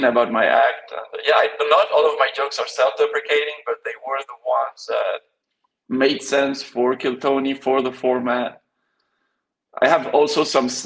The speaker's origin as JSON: {"language": "English", "country": "Belgium", "tie": "born or raised there", "also_born_or_lived": "Spain", "said": "I was born in Spain. Grew up in Spain a little bit, then moved to Belgium"}